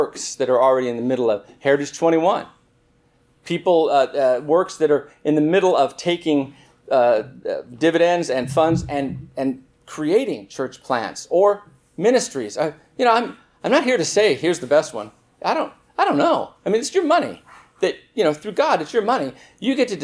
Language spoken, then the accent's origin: English; Southern California, United States; I grew up in Southern California